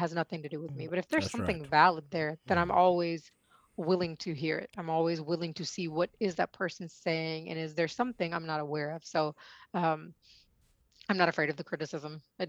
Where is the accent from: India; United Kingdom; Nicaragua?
India; I mean, I come from India, the land of the Kama Sutra, and we don't learn it.